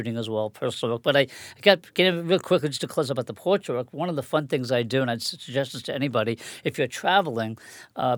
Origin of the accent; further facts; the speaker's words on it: Long Island, New York, United States; also born or lived in Catskills, New York; now in Fort Lee, United States; I grew up in Long Island